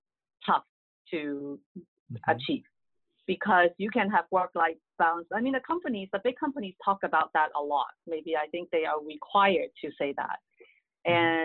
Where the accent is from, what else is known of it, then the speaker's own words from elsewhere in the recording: Hong Kong; English is a second language; moved away as an adult; now in United States; I grew up in Hong Kong